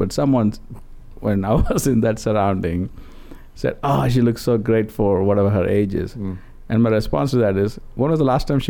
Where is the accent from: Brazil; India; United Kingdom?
India; moved away; growing up in India